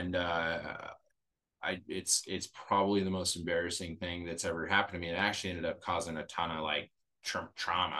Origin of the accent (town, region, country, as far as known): Montana, United States; moved away